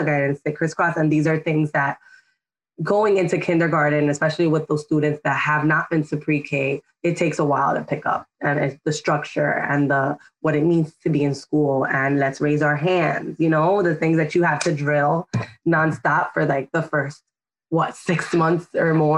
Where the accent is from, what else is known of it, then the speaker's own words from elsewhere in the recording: New York City, New York, United States; I grew up in Washington Heights and Dyckman